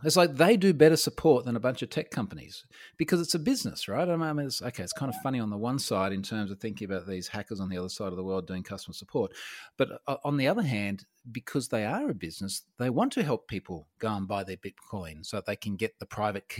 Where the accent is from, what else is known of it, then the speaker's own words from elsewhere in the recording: Australia; So I'm an Australian information security guy.